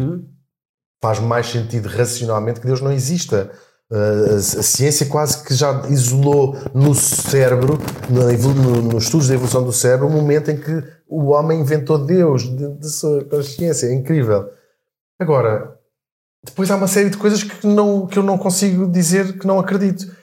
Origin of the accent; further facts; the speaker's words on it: Portugal; moved away as an adult; also born or lived in London; Já saímos de Portugal, fomos para Londres